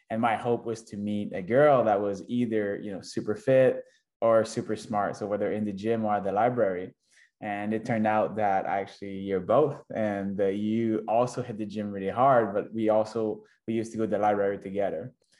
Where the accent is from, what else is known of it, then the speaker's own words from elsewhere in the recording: Quebec, Canada; also born or lived in Victoria / Toronto / Singapore / Shanghai; now in Vancouver, Canada; I'm originally from Quebec, and I moved to Victoria about 10 years ago already.